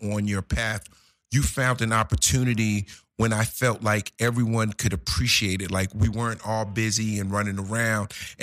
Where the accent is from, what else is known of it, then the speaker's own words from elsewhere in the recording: Newark, New Jersey, United States; I'm from Jersey, for all the people who don't know, shout out to the Brick City